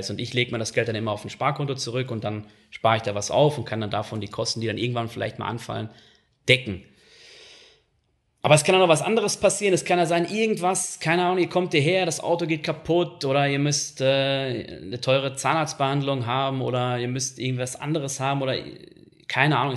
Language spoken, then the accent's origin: German; North Rhine-Westphalia, Germany; ich bin im Ruhrgebiet aufgewachsen, da ist der Ton nun mal rauer